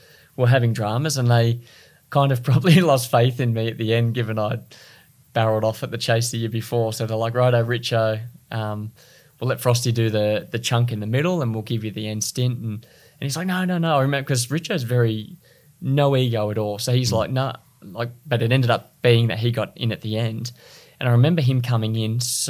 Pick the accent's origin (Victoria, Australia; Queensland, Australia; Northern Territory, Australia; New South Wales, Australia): New South Wales, Australia; Sydney; I was from Sydney